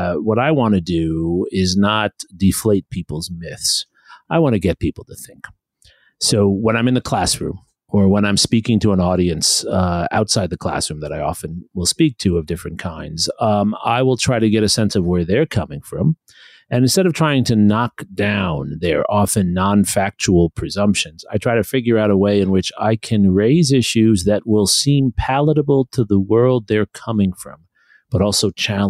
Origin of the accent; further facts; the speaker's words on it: New York City, New York, United States; I'm the child of immigrants to the United States. I grew up in New York City